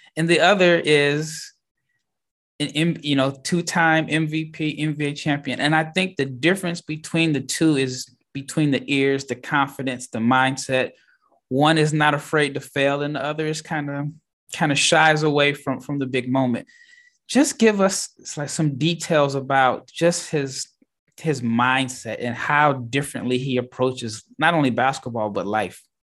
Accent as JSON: {"language": "English", "town": "Omaha", "region": "Nebraska", "country": "United States", "moved": "yes", "lives_now": "Dallas, United States", "said": "I'm from Omaha, Nebraska. I live in Dallas, Texas"}